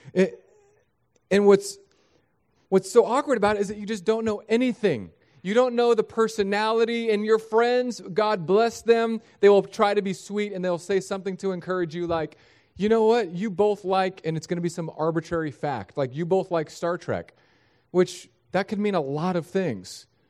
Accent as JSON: {"language": "English", "town": "San Diego", "region": "California", "country": "United States", "tie": "born or raised there", "moved": "yes", "lives_now": "Florida, United States", "said": "I was born in San Diego."}